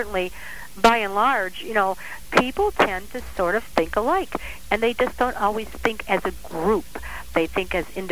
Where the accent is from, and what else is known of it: Cleveland, Ohio, United States; born or raised there